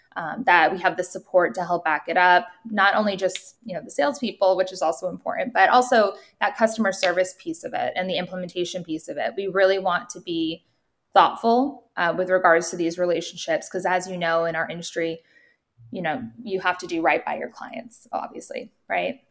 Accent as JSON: {"language": "English", "region": "New Hampshire", "country": "United States", "said": "I'm from New Hampshire"}